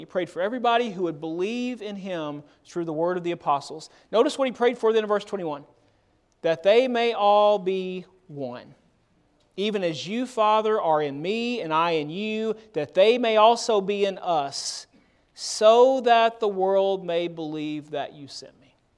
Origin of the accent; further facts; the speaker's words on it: Murfreesboro, Tennessee, United States; now in Memphis, United States; I grew up in Murfreesboro, Tennessee. I was born here in Memphis, but grew up in Murfreesboro